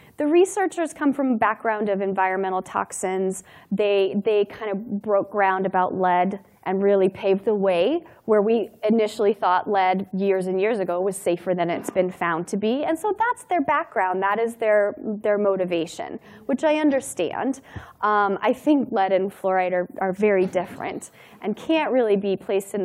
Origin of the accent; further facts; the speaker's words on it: Durango, Colorado, United States; My hometown in Durango, Colorado